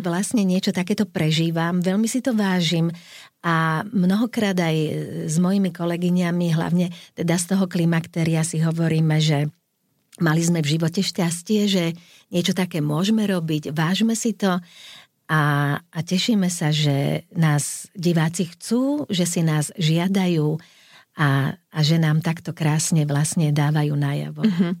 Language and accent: Slovak; Slovakia